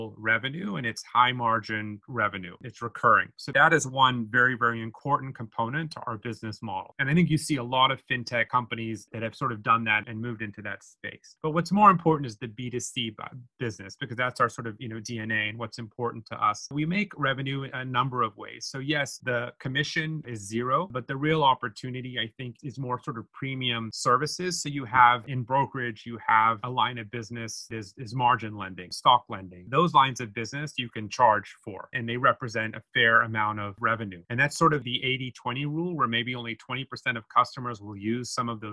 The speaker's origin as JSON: {"language": "English", "country": "United States", "also_born_or_lived": "Hong Kong / Japan", "moved": "as an adult", "said": "being American"}